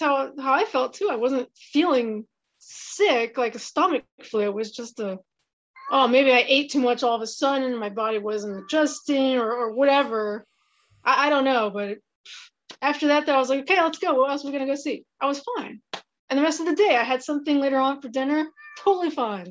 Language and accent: English; Pennsylvania, United States; I'm from Pennsylvania in the United States